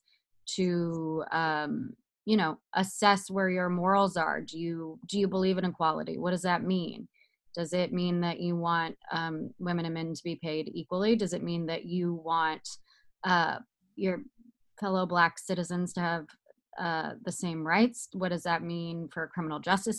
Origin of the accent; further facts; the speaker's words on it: Georgia, United States; now in Malibu, United States; I'm in Malibu and they call Malibu, Alabama, and I'm from Georgia